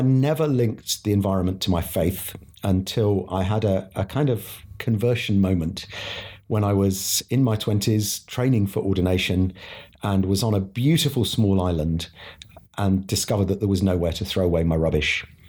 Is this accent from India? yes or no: yes; India; now in United Kingdom; I was born in India, where my parents were CMS mission partners.